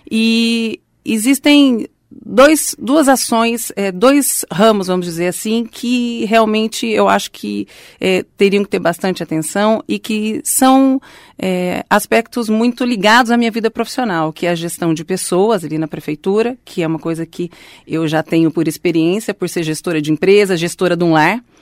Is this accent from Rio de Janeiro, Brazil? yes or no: no; Londrina, Paraná, Brazil; born there; Sou nascida em Londrina, minha família é toda de Londrina